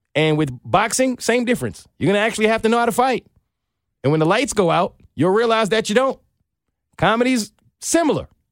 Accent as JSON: {"language": "English", "town": "New York City", "region": "New York", "country": "United States", "said": "I'm from New York"}